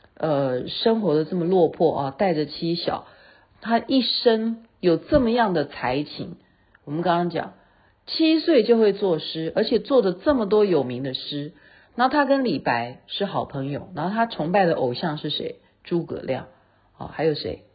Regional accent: Taiwan; 这样才能强调我是台湾人

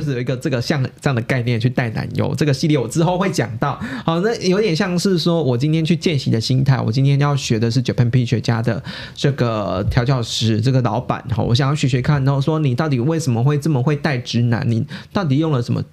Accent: Taiwan; 根植于我们台湾人观众那个那个心中的印象其实是不变的

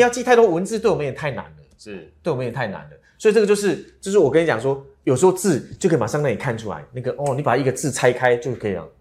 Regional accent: Taiwan; 我们台湾人

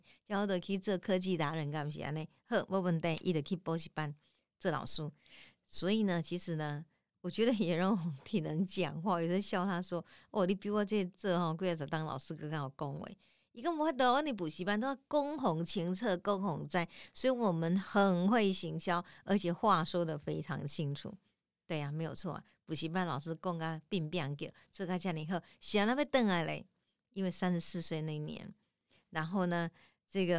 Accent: Tainan, Taiwan; 如果你呢有机会到我们台南的抽签巷哈，新美街迄个美街去哈，一直行行到有一间庙，我们台南人讲真是足信的啦哈，迄叫开基武庙。

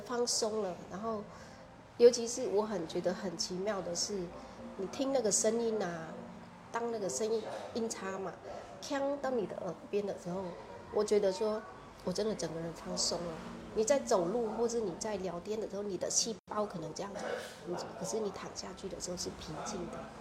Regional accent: Vietnam; first language Vietnamese; Chinese is a second language; moved away as an adult; now in Kaohsiung, Taiwan; 我们越南人

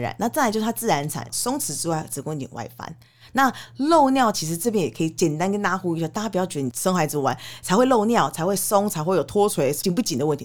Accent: Canada; now in Taiwan; 我小时候在加拿大长大，我们其实从国小就会接触所谓的性教育

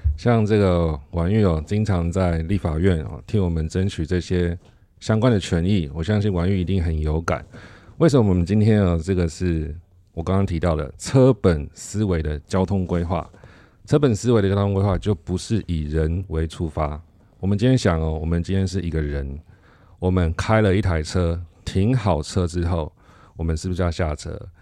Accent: Taiwan; 我们台湾人

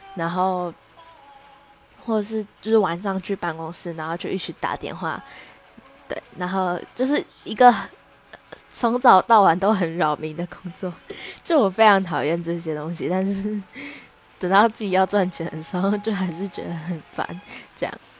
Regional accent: Taichung, Taiwan; moved away as an adult; now in Taipei, Taiwan; 那因为我是台中人，然后我户籍在台中

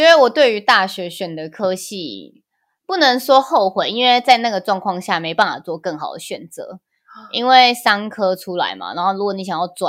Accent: Taoyuan, Taiwan; 像像，因为我们都是桃园人，然后桃园有一间学校叫星星高中，嗯，非常的严格，然后

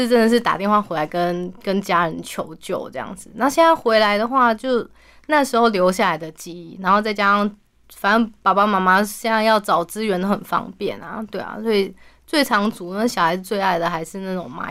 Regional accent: Hualien County, Taiwan; now in Taipei, Taiwan; 因为我老家在花莲，然后我老公是院里人，是上一一个东边一个西边这样。那我们住台北，

